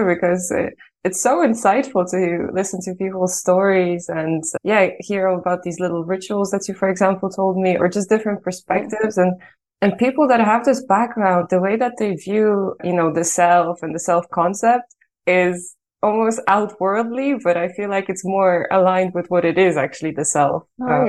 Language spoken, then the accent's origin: English; Ireland; moved away as an adult; also born or lived in Poland / Italy; now in Netherlands; I was born in Poland, and then when I was 9, I moved to Ireland, where I lived for the other half of my life. So I'm pretty equal, like half and half.